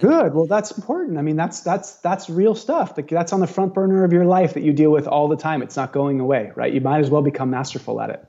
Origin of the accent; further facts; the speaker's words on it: Santa Cruz, California, United States; now in Maui, United States; Santa Cruz is one of my hometown